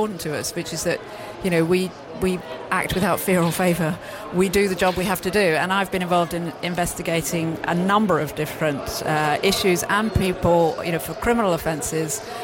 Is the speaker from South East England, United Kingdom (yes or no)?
yes; Oxford, South East England, United Kingdom; I grew up in Oxford